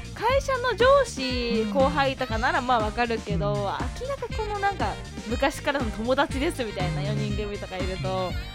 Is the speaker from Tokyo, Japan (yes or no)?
no; Hokkaido, Japan; 私の地元北海道